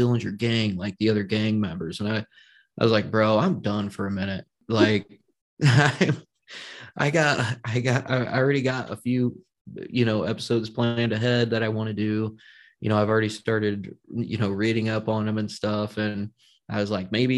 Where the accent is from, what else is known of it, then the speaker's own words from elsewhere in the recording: Indiana, United States; I'm from Indiana